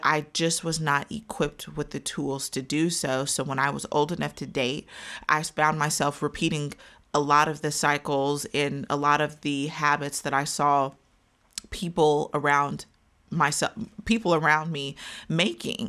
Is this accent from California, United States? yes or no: no; Wichita, Kansas, United States; I am from Wichita, Kansas.